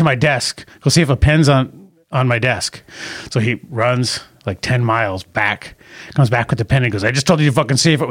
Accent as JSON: {"language": "English", "country": "United States", "said": "as an American"}